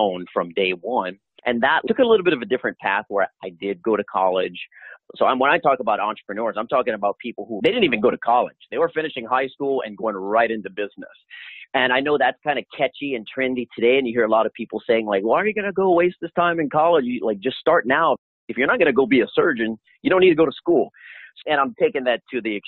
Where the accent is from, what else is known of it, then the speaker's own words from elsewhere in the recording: Louisiana, United States; moved away; I'm originally from Louisiana